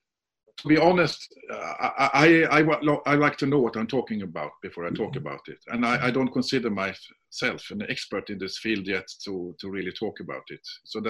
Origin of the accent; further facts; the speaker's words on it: Sweden; English is a second language; I'm from Sweden.